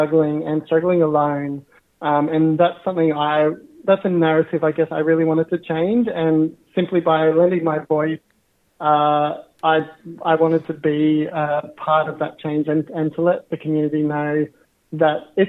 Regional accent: Katherine, Northern Territory, Australia; also born or lived in Narromine, New South Wales / Dubbo, New South Wales; But I grew up in Katherine in the Northern Territory on Jarman land.

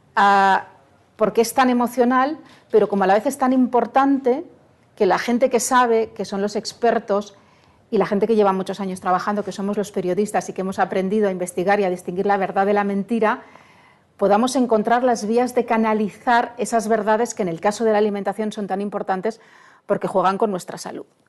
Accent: Barcelona, Catalonia, Spain; En Barcelona, de donde yo soy

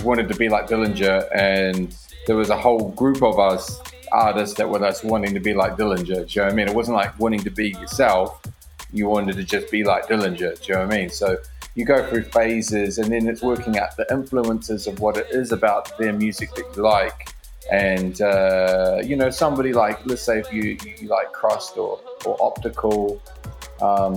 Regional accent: Dunedin, Otago, New Zealand; moved away; also born or lived in Christchurch; I'm originally from Dunedin, New Zealand, but I was in Christchurch

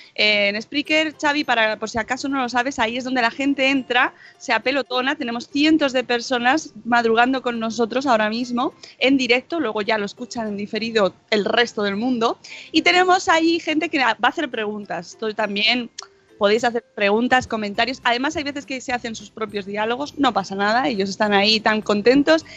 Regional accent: Catalonia, Spain; accent: Catalan; mi super acento catalán

